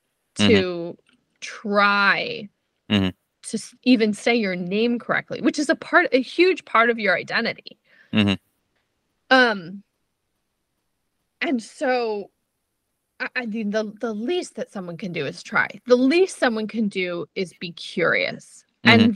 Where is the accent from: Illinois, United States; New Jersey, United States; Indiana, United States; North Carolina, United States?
New Jersey, United States; accent: New Jersey or New Yorker; also born or lived in Israel; I grew up in New Jersey. Like I definitely say things that like sound like New Jersey or New Yorker